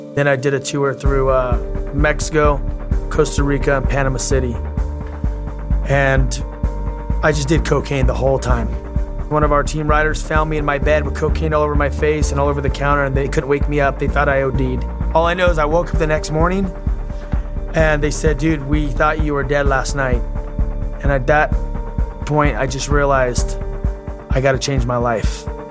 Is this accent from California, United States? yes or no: yes; Los Angeles, California, United States; I grew up in Los Angeles in Southern California